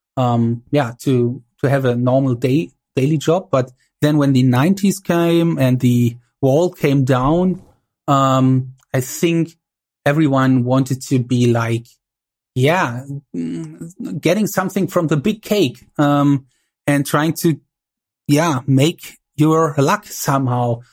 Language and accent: English; East Germany, Germany